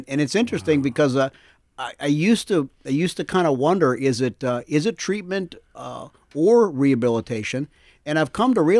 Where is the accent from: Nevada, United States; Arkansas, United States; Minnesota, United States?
Minnesota, United States; Minneapolis; Born and raised in South Minneapolis, came into a little room not too much bigger than this studio and fell in love with Jesus.